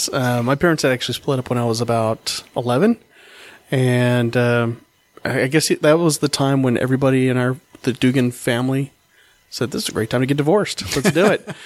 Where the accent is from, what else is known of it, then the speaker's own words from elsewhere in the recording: Oklahoma, United States; I was born in Oklahoma